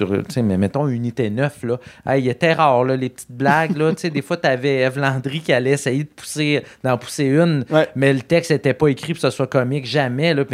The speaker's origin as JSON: {"language": "French", "town": "Rimouski", "region": "Quebec", "country": "Canada", "said": "Moi, je viens de Rimouski, hein, ville"}